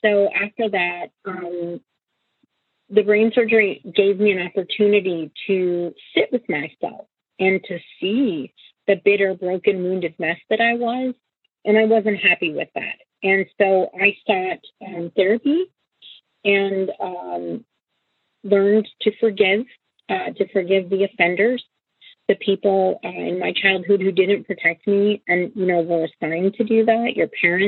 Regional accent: Washington, United States; also born or lived in Vancouver, Washington; I grew up in Cairns, Washington, and I live in Vancouver, Washington currently

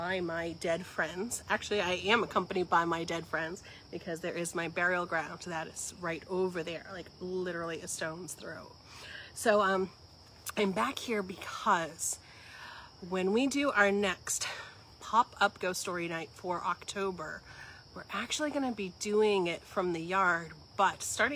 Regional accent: Western Massachusetts, United States; I grew up in Western Massachusetts.

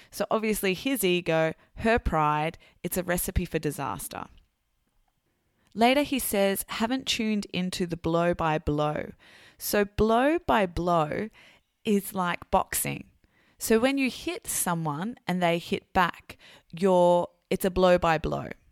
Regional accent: Sydney, New South Wales, Australia; I'm an English teacher from Sydney, Australia. And of course, I'm very proud to be Australian

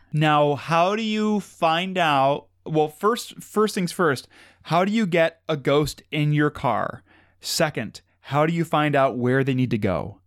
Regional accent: Madison, Ohio, United States; where we grew up in Madison

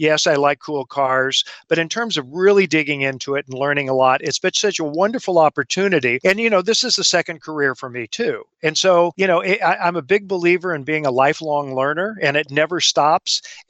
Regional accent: Southern Indiana, United States; I'm from Indiana originally, born here, grew up here, and Southern Indiana

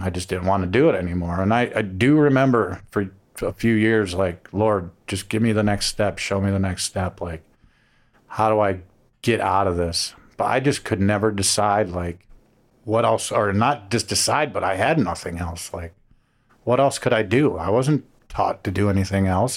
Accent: Cleveland, Ohio, United States; moved away as an adult; also born or lived in Miami; I'm from Cleveland

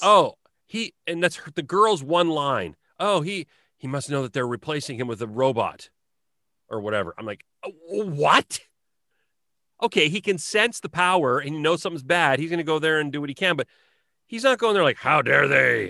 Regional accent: Southern Alberta, Canada; when I was growing up in Southern Alberta in the nineties.

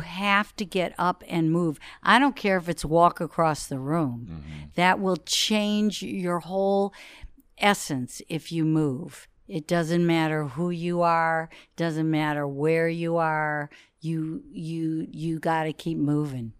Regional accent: Detroit, Michigan, United States; we grew up in Detroit together, went to school together

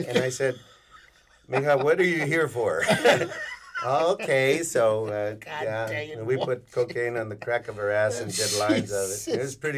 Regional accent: the Valley, Texas, United States; also born or lived in Chicago; I'm from the Valley

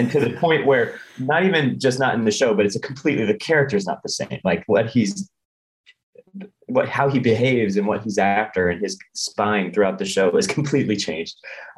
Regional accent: Midwest, United States; we're from the Midwest.

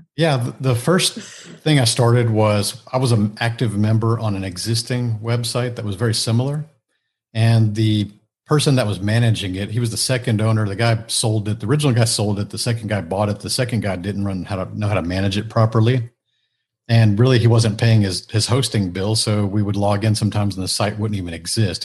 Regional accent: Houston, Texas, United States; I grew up here in the Houston a, area, so I'm, I'm still a native Houstonian

